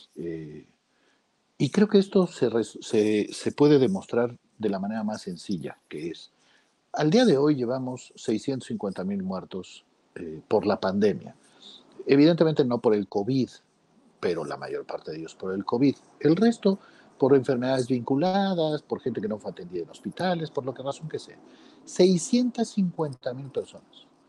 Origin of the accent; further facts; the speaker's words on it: Arcelia, Guerrero, Mexico; en mi pueblo, en Arcelia Guerrero